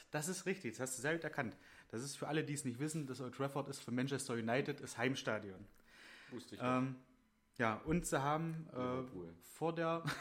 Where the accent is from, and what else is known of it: Germany